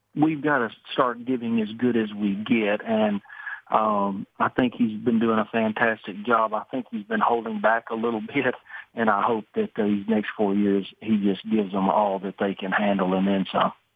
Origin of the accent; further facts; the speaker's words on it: Nigeria; moved away; also born or lived in Italy; I'm a citizen of Nigeria. I came from Italy to work as a citizen.